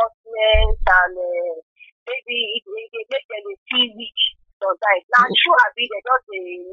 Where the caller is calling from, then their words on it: Delta, Nigeria; We are the call from Delta State.